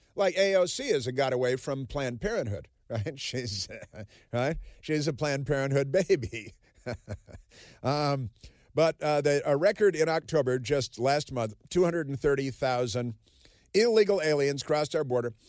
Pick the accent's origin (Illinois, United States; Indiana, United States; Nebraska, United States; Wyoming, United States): Illinois, United States; Chicago; also born or lived in Southern California; now in Washington, D.C., United States; I grew up in Chicago